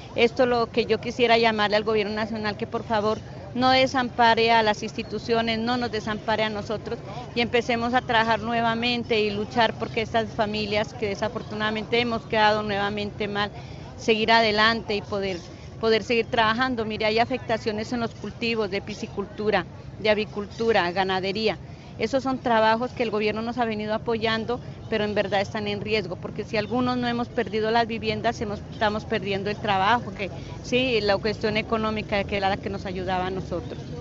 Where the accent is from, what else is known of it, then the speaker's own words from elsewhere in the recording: Puerto Caicedo, Putumayo, Colombia; moved away as an adult; now in Mocoa, Colombia; yo incluso soy de Puerto Caicedo, desplazada